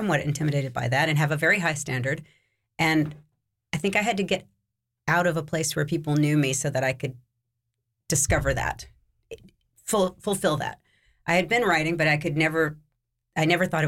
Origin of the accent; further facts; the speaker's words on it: New France, Louisiana, United States; moved away as an adult; now in Paris, France; I'm from New France